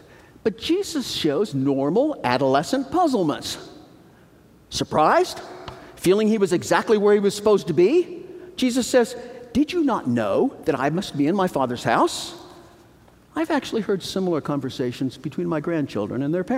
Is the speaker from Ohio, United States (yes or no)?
yes; Donaldsville, Ohio, United States; moved away as an adult; also born or lived in Pennsylvania; now in Grantham, Pennsylvania, United States; I grew up in Donaldsville, Ohio, and I had the run of Donaldsville to play football